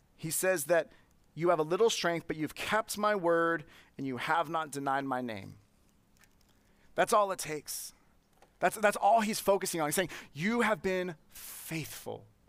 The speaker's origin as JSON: {"language": "English", "town": "Santa Clara", "region": "California", "country": "United States", "tie": "born or raised there", "said": "I grew up in Santa Clara"}